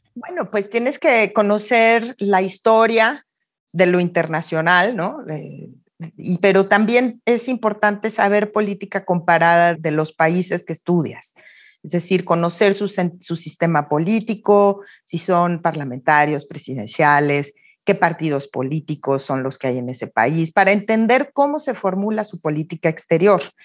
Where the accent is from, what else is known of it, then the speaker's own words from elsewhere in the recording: Mexico; also born or lived in Oxford, United Kingdom; Mis padres son migrantes, eran españoles, yo nací en México